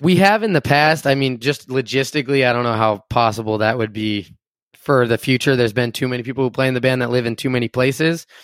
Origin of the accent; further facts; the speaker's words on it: Enumclaw, Washington, United States; moved away as an adult; also born or lived in Tacoma, Washington / Seattle, Washington; now in Los Angeles, United States; I'm from a small town called Enum Claw, Washington